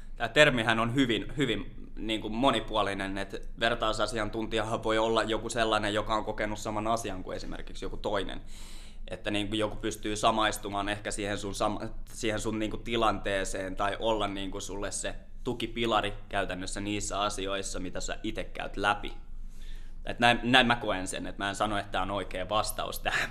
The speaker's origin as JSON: {"language": "Finnish", "town": "Lahti", "region": "Päijät-Häme", "country": "Finland", "tie": "born or raised there", "also_born_or_lived": "Orimattila / Helsinki", "said": "Helsinki ja Lahti on ollut itselle sellaisia paikkoja, missä on aika pitkälti varttunut"}